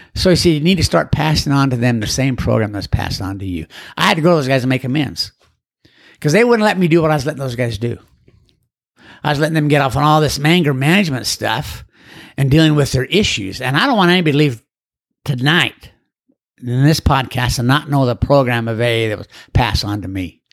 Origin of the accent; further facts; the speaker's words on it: Orem, Utah, United States; I grew up in Orem, Utah